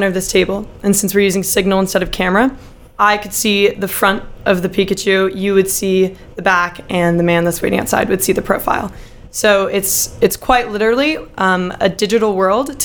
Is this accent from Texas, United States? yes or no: yes; Dallas, Texas, United States; moved away as an adult; also born or lived in Philadelphia, Pennsylvania; I am from Dallas, Texas